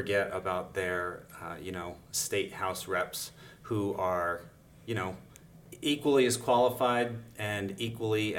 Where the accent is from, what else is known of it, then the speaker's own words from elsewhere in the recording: Northampton, Pennsylvania, United States; now in Slatington, United States; I grew up in Northampton Borough. I live currently in Slatington